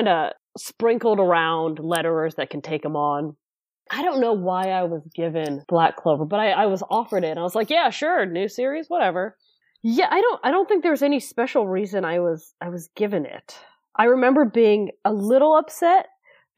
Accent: near San Francisco, California, United States; I moved back to my hometown, which, again, is not that far from San Francisco

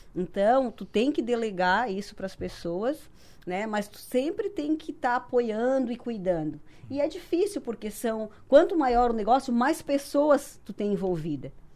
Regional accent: Sangão, Santa Catarina, Brazil; moved away as an adult; now in Criciúma, Brazil; eu sou do Sangão, município

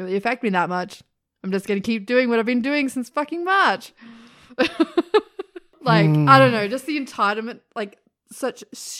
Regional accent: Sydney, New South Wales, Australia; Well, yeah, we're both from Sydney, so we know a lot of people that live there still.

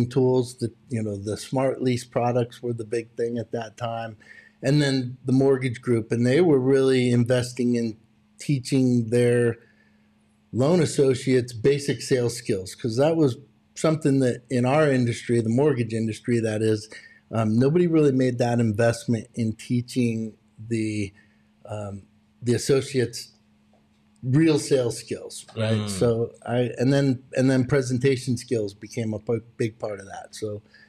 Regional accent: California, United States

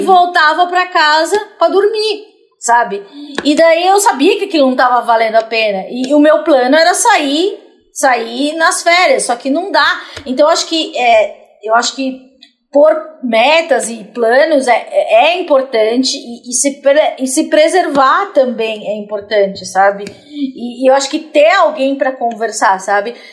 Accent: São Paulo, Brazil; sou da periferia de São Paulo

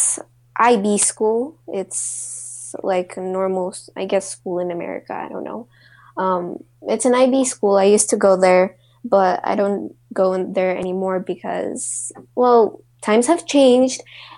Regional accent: Kazakhstan; also born or lived in Istanbul, Turkey; I was actually born in Turkey, in Istanbul, but I am from Kazakhstan

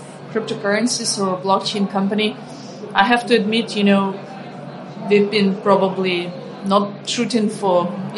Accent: Ukraine; moved away; I come from Ukraine. I grew up in a poor country

